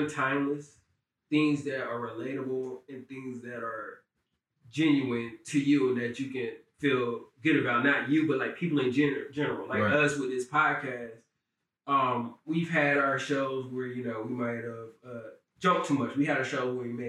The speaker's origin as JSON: {"language": "English", "town": "Fayetteville", "region": "North Carolina", "country": "United States", "tie": "born or raised there", "said": "I'm from Fayetteville, I know everybody from Fayetteville, from the streets."}